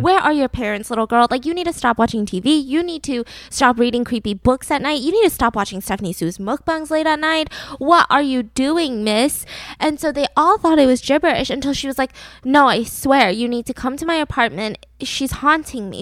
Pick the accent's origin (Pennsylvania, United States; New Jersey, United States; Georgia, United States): Georgia, United States; Atlanta; now in Los Angeles, United States; the great, wonderful, peachy state that I grew up in, Atlanta, Georgia